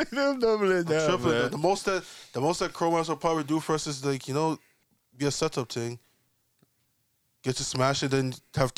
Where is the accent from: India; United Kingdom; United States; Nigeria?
United Kingdom; London; I'm from London. I like to go and shop at the mall, shop at the store.